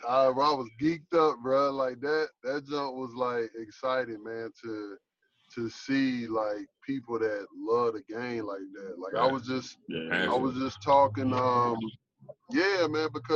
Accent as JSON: {"language": "English", "town": "Riverdale", "region": "Georgia", "country": "United States", "said": "I'm from the South Side, like, all I know, hey, look, all I know is North Clayton, Riverdale."}